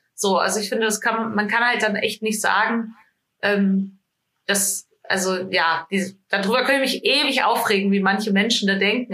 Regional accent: small village near Fulda, Hesse, Germany; now in Hamburg, Germany; Ich komme aus einem ganz kleinen Dorf in Hessen. Ähm, in der Nähe von Fulda bin ich aufgewachsen

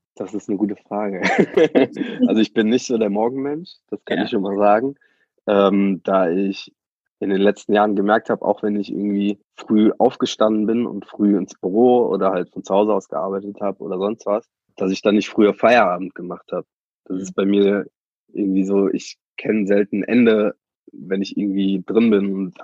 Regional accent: Germany; komme eher so von einem Dorf, irgendwie 1300 Mann ähm, und war dann zwar in meiner Jugend immer in Bonn und Köln unterwegs

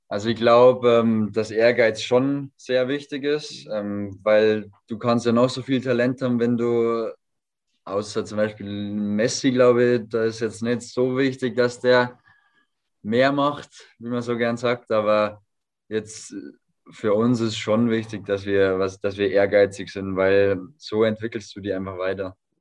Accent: home village five minutes from Vilshofen, Bavaria, Germany; moved away; fünf Minuten von meinem Heimatdorf weg

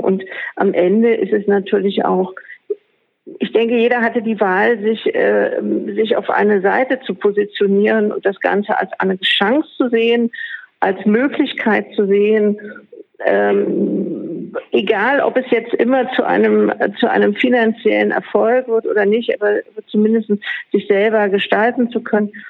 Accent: Berlin, Germany; ich bin Berlinerin, ich gehöre zur Ur sozusagen Einwohnerschaft

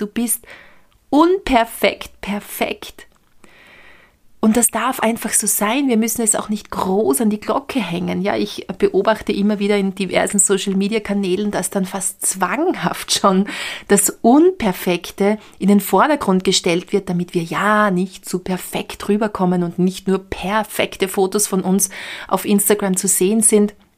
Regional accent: Austria

